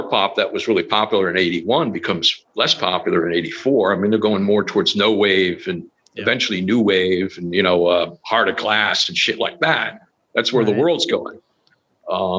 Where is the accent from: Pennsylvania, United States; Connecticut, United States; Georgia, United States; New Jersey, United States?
New Jersey, United States; the Jersey Shore; we're from the Shore.